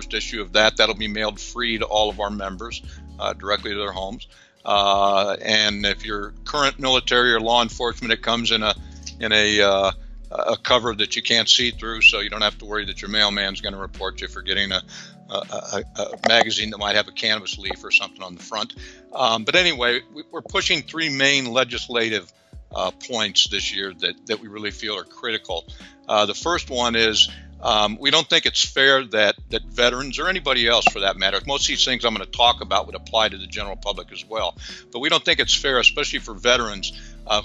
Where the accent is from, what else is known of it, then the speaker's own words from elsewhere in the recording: Nebraska, United States; moved away; where I grew up in Nebraska